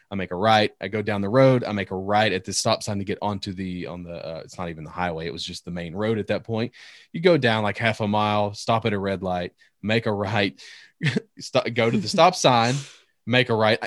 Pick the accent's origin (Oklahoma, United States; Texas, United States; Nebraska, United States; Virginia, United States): Virginia, United States; Northern; moved away; also born or lived in Tennessee; I grew up in Northern Virginia